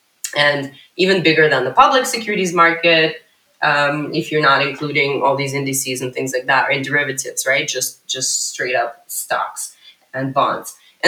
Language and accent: English; Ukraine; also born or lived in United States; now in Israel; I moved to Israel when I was 21 from the U.S. Although I'm originally from Ukraine, but I moved from the U.S. to Israel in 2005.